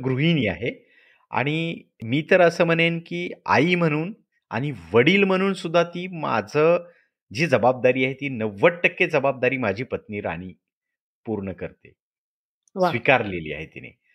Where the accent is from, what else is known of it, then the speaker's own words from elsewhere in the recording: Latur district, Marathwada, Maharashtra, India; moved away as an adult; मी मूळचा लातूर जिल्ह्यातला आहे मराठवाड्यातला